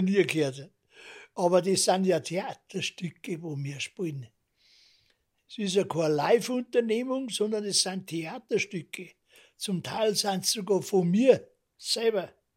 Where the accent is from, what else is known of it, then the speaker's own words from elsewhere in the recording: Munich, Bavaria, Germany; das ist mein Großvater gewesen und da bin ich Münchner geworden